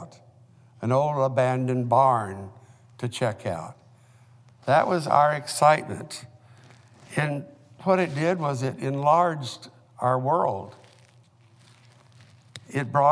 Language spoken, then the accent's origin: English; Oklahoma, United States; when I was a boy growing up in Oklahoma